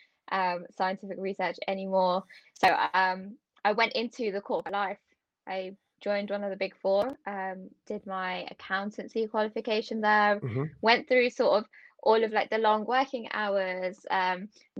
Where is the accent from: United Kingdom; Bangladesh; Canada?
United Kingdom; also born or lived in Warwickshire; Born and bred in the UK